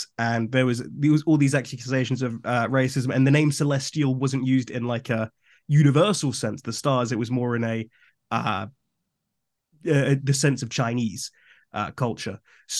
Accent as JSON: {"language": "English", "town": "Cheltenham", "region": "South West England", "country": "United Kingdom", "tie": "born there", "said": "It's like, no, I was born in Cheltenham, which..."}